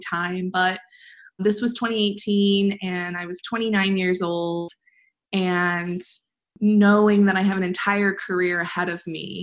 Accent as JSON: {"language": "English", "region": "Midwest", "country": "United States", "said": "I'm from the Midwest"}